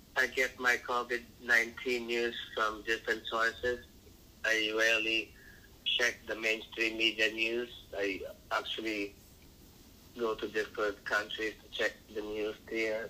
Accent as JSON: {"language": "English", "country": "Philippines", "tie": "born or raised there", "moved": "yes", "lives_now": "Chelsea, United States", "said": "I grew up in the Philippines, in the different parts of the Philippines."}